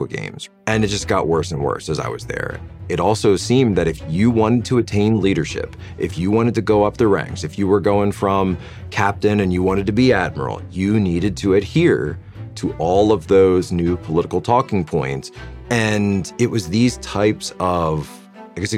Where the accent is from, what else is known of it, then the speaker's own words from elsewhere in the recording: Norristown, Pennsylvania, United States; I was born in Norristown, Pennsylvania, just a couple of miles outside of Philadelphia, very working-class town, play outside until the lights come on kind of place